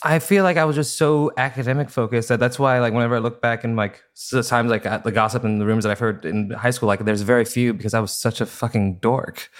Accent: Fresno, California, United States; now in Los Angeles, United States; I also grew up in Fresno, California

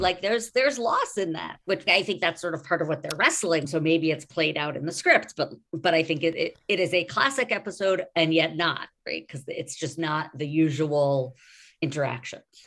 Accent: New York, United States; now in Los Angeles, United States; I am a New Yorker and a New Yorker of the eighties generation

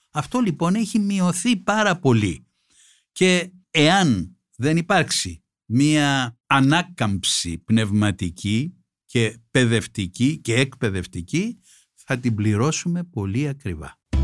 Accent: Greece; ως Έλληνας πολίτης

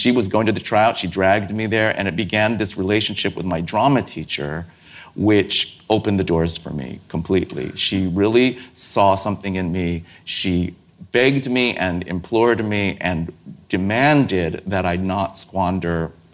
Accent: San Francisco, California, United States; I grew up in San Francisco

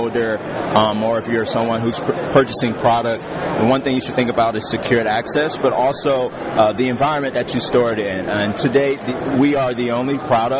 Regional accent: Cleveland, Ohio, United States; I'm from Cleveland, Ohio

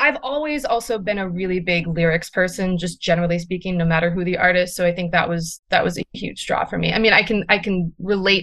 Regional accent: Buffalo, New York, United States; now in New York City, United States; I'm from Buffalo, New York, originally, before I moved to New York

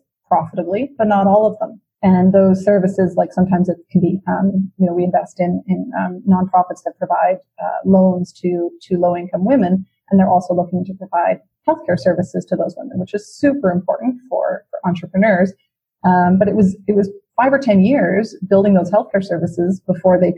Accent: Vancouver, British Columbia, Canada; also born or lived in Toronto; I'm originally from Vancouver, born and raised

